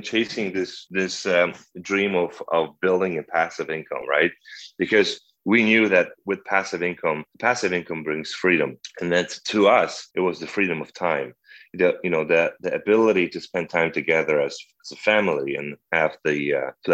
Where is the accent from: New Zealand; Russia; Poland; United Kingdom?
Poland; moved away as an adult; also born or lived in Krakow, Poland / Canada / Pennsylvania, United States; now in Arcadia, Arizona, United States; I was born and raised in Poland